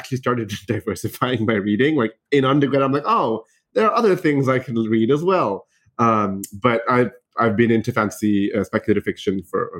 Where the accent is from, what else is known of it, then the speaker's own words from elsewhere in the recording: United Arab Emirates; So I grew up in the United Arab Emirates, right? So I didn't grow up in India.